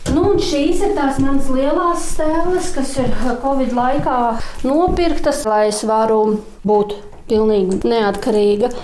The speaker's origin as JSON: {"language": "Latvian", "country": "Latvia", "tie": "born or raised there", "moved": "yes", "lives_now": "Talsi, Latvia", "said": "es pat esmu no Dunkas, un Dienas pats saimnieks, pat kaimiņos bērnībā dzīvoju"}